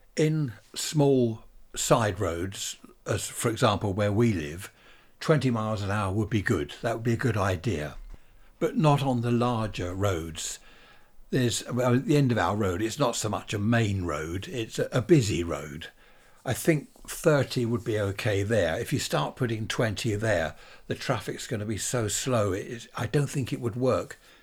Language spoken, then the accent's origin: English; Worthing, South East England, United Kingdom; Worthing, my hometown